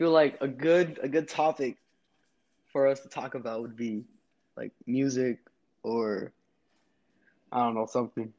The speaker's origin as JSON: {"language": "English", "town": "Chicago", "region": "Illinois", "country": "United States", "also_born_or_lived": "Normal, Illinois", "moved": "as an adult", "said": "I'm from Chicago"}